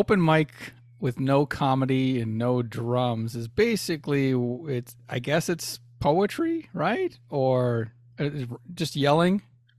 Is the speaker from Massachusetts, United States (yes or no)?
yes; Boston, Massachusetts, United States; moved away